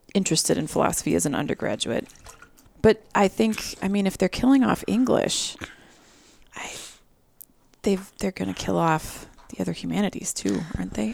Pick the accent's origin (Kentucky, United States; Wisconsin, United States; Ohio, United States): Wisconsin, United States; Milwaukee; also born or lived in Fort Worth, Texas; I grew up here in the Milwaukee area